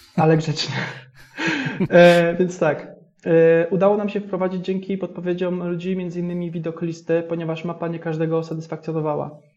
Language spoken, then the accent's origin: Polish; Jastrzębie-Zdrój, Silesian Voivodeship, Poland; ja jestem z Jastrzębia Zdroju, akurat się wywodzę